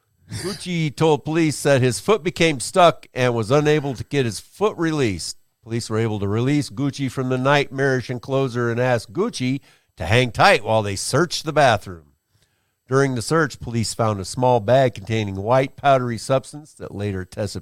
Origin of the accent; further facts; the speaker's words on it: Florida, United States; I'm from Florida, yeah.